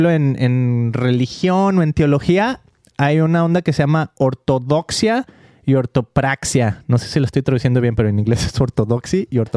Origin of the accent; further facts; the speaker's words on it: Guadalajara, Jalisco, Mexico; que yo soy de Guadalajara, ¿no?